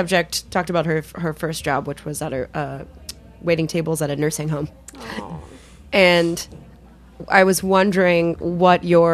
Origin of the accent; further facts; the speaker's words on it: Louisville, Kentucky, United States; moved away; I grew up in Kentucky. But there's a thing in Kentucky that, especially in Louisville where I'm from